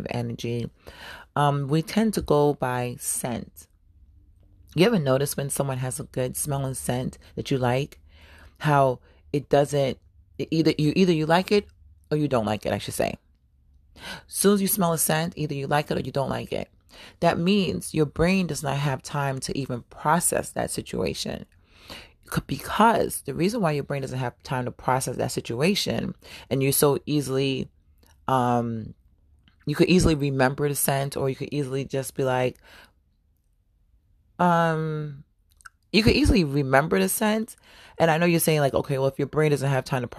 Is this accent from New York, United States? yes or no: yes; New York City, New York, United States; moved away; also born or lived in Florida / Atlanta, Georgia; I was born in Harlem. I'm a Harlem baby, but I claim Brooklyn and I claim the South as well